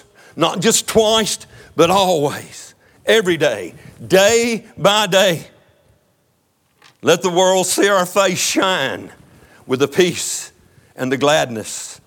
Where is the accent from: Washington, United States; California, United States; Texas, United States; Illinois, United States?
Texas, United States; I'm from Texas. I'm proud to be an American. I'm more proud to be a Texan